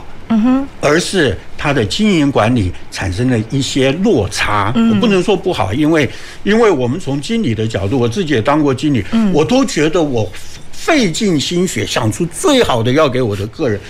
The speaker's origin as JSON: {"language": "Chinese", "country": "Taiwan", "said": "所以我们台湾人讲嘛，"}